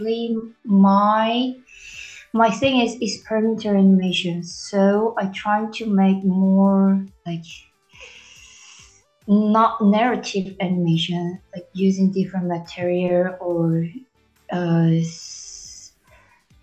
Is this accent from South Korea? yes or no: yes; South Korea; English is a second language; moved away; I'm from South Korea